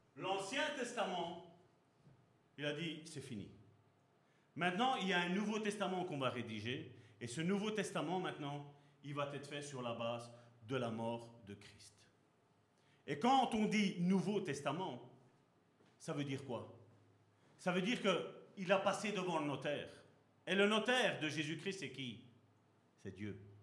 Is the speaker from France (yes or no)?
no; Belgium; also born or lived in Sicily (ancestry); je suis heureux d'être d'origine sicilienne, parce que je suis né ici en Belgique